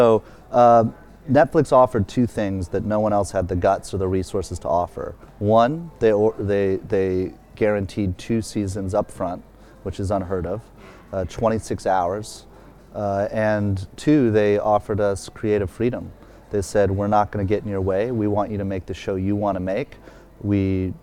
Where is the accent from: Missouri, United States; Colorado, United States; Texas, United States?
Missouri, United States; St. Louis; moved away; I was growing up in St. Louis and other places